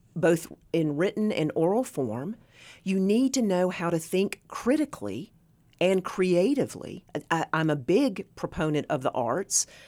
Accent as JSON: {"language": "English", "area": "Northeast Tennessee", "region": "Southwest Virginia", "country": "United States", "tie": "born or raised there", "said": "I was born and raised in Southwest Virginia, Northeast Tennessee."}